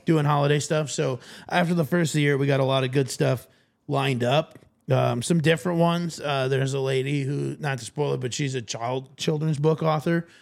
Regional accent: Sioux Falls, South Dakota, United States; I'm from the Sioux Falls area

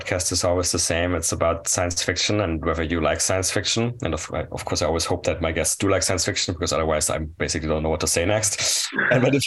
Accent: near Strasbourg, Grand Est, France; I grew up near Strasbourg

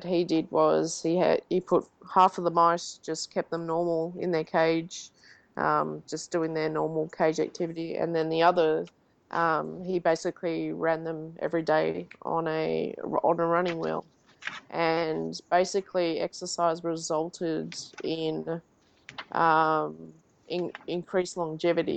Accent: Australia; now in Davis, United States; being an Australian

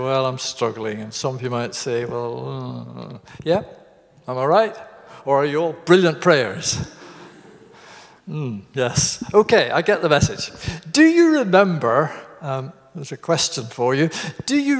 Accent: Garvagh, Northern Ireland, United Kingdom; moved away as an adult; that's the village where I was born in Northern Ireland called Garva

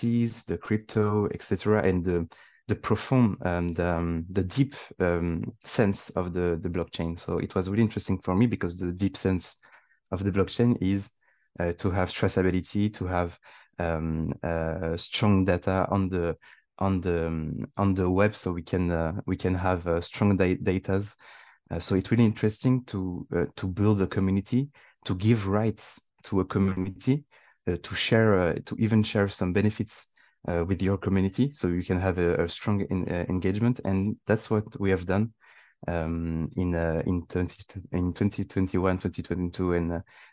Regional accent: Île-de-France, France; I'm born and raised in France, but I have my origin is Tunisian

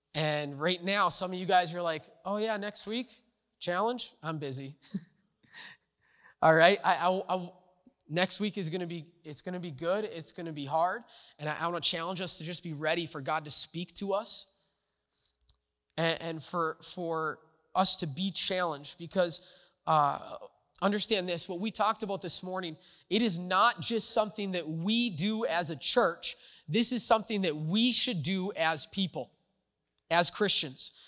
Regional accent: United States; America is my home. Uh, it's where I was born.

